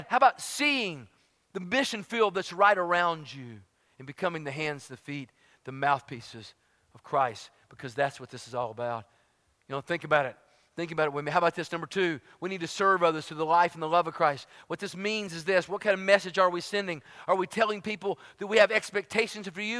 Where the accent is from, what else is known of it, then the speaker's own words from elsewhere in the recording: Tennessee, United States; moved away as an adult; also born or lived in Dallas, Texas / Fort Worth, Texas; I'm from Tennessee